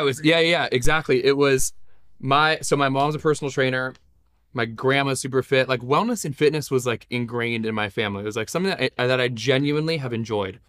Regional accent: Los Angeles, California, United States; I was born in Los Angeles

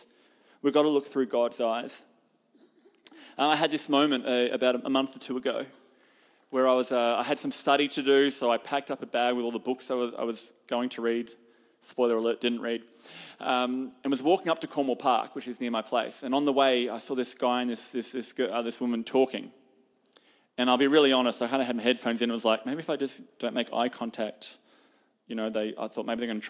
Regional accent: Hamilton, Waikato, New Zealand; And I'm from Hamilton. I don't live here.

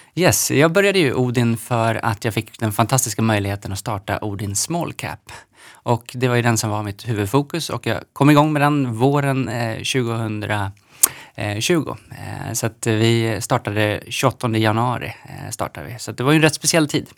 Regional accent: Knivsta, Uppsala County, Sweden; Jag är uppvuxen i Knivsta mellan eh, Stockholm och Uppsala.

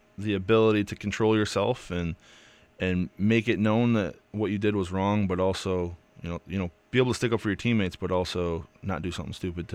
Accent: New York, United States; But I grew up in the Finger Lakes area of New York, very close to Western New York.

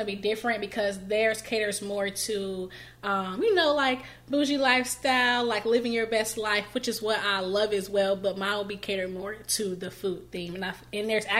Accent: Greensboro, North Carolina, United States; family and home has kept me in Greensboro, and so I kind of took that as a sign to just kind of do it in my hometown first

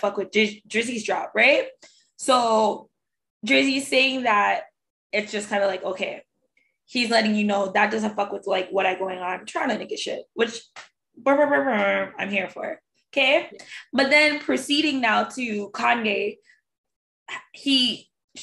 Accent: Toronto, Ontario, Canada; we're from Toronto

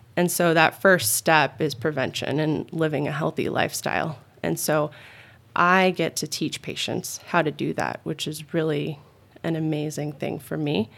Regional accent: Phoenix, Arizona, United States; also born or lived in Tucson; I'm originally an Arizona girl. I was born and raised in the Phoenix area and then moved to Tucson, um, back in middle school

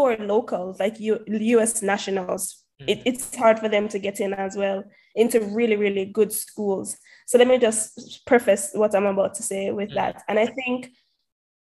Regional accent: Portmore, Saint Catherine, Jamaica; moved away as an adult; also born or lived in Lafayette College, United States; Jamaican, born and raised in Portmore, went to Campion College before that, went to Kensington Primary

